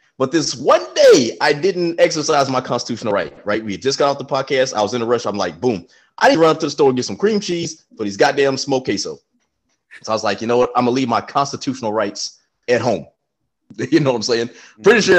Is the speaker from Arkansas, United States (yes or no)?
no; Texas, United States; I'm from Texas